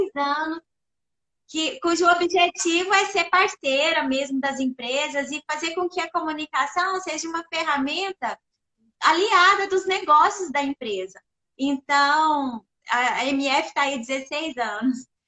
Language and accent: Portuguese; Perdizes, Minas Gerais, Brazil; now in Uberlândia, Brazil; sou natural da cidade de Perdizes, sou mineirinha do interior, Perdizes que fica ali pertinho de Araxá, onde eu morei lá até os meus 17 anos